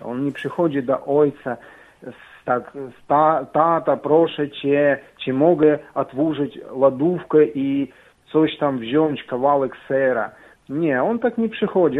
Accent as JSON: {"language": "Polish", "country": "Ukraine", "second_language": "Polish", "moved": "yes", "lives_now": "Poland", "said": "jestem z Ukrainy. Mam trochę akcent"}